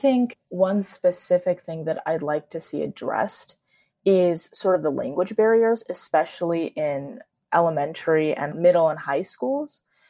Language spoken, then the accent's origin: English; United States; as a Korean American, as a second generation immigrant.